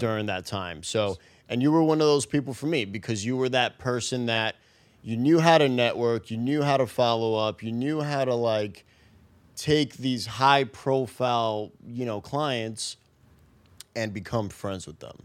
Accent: New York City, New York, United States; I grew up in the Bronx

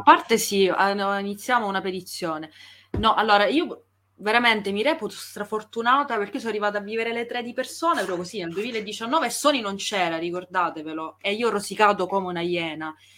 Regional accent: Italy; accent: Italian; il mio accento smaccatamente italiano

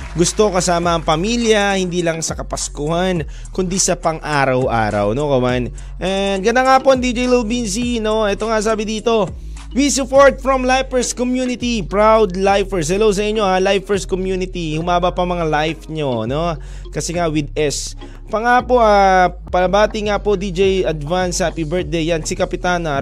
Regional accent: Cebu, Central Visayas, Philippines; sa hometown ko, Cebu

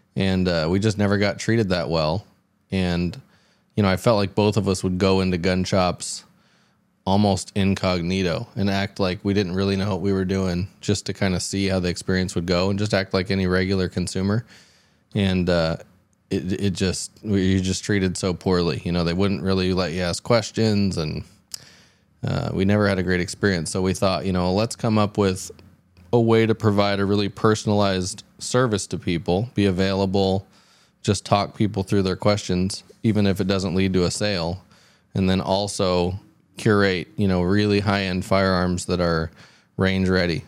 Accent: Houston, Texas, United States; I grew up in the South, mostly in Houston

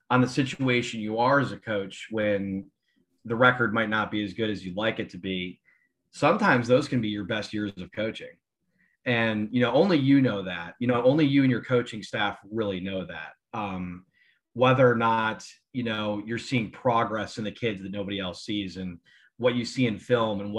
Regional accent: Grand Rapids, Michigan, United States; moved away as an adult; also born or lived in Wooster, Ohio; now in Ohio Valley, United States; I was born and raised in Grand Rapids, Michigan. I went to high school there.

